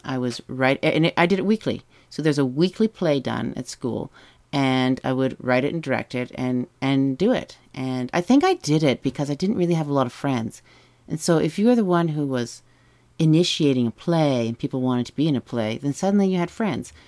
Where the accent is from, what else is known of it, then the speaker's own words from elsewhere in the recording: Whitby and Ajax, Lake Ontario, Canada; also born or lived in Toronto; I grew up on the shores of Lake Ontario between Whitby and Ajax